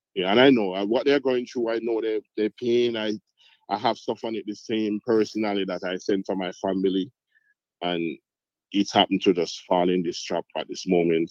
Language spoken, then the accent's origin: English; Montego Bay, Saint James, Jamaica; also born or lived in Cayman Islands; I'm from Montego Bay here